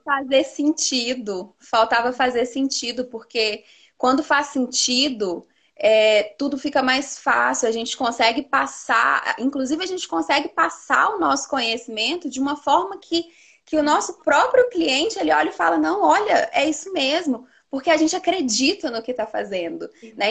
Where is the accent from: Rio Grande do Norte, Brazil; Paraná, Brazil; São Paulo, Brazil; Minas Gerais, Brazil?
Minas Gerais, Brazil; Teófilo Otoni; now in São João del-Rei, Brazil; eu sou de Teófilo Otoni, nordeste de Minas, mas eu moro em São João Del Rei, que é aqui no sul de Minas